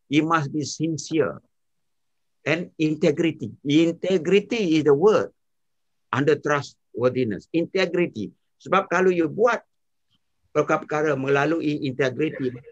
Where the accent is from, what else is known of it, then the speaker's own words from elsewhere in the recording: Malaysia; now in -; saya tidak berani lagi sebenarnya nak bagi tahu saya dari Malaysia kepada driver taksi di London.